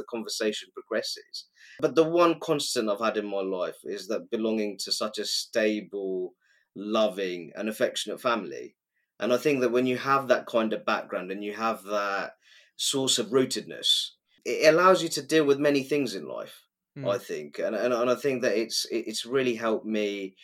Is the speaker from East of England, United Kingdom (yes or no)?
yes; Luton, East of England, United Kingdom; some of the most wonderful family oriented, community spirited people I've ever come across in my life are in my hometown